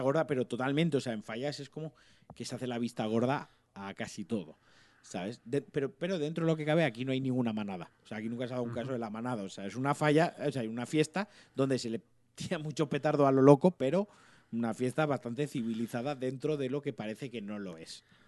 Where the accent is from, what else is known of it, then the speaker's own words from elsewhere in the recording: Valencian Community, Spain; yo soy muy valenciano